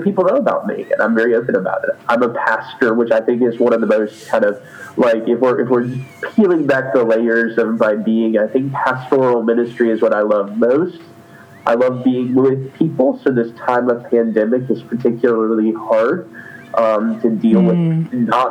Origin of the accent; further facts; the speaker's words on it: North Carolina, United States; I was raised in North Carolina here in the United States